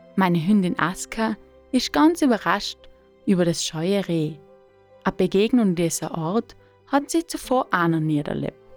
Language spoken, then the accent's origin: German; South Tyrol, Trentino-Alto Adige, Italy; in meiner Heimat Südtirol